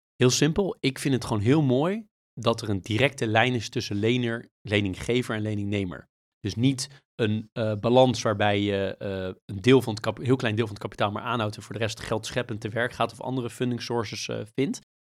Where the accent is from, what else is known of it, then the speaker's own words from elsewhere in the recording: Netherlands; also born or lived in United States; ook wonen in een land waar je als Nederlander best wel veel mening over hebt over Amerika